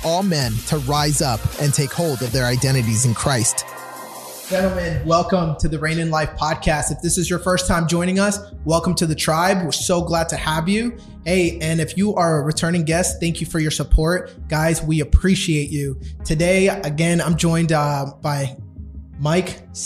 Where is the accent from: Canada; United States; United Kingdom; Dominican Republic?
Dominican Republic; first language Spanish; English is a second language; I am Dominican born. All right, I'm uh, Spanish was my first language